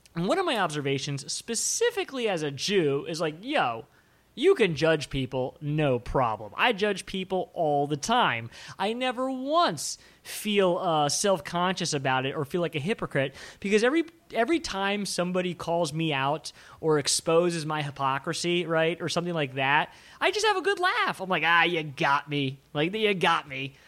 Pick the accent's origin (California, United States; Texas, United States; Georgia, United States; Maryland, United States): Maryland, United States; I grew up in Maryland, which, you know, right outside of Washington, D C